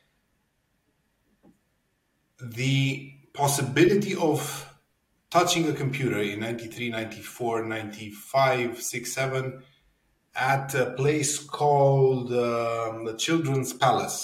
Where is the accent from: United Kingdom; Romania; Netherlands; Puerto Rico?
Romania; Cluj-Napoca, Cluj County; I'm a born and raised Cluj folk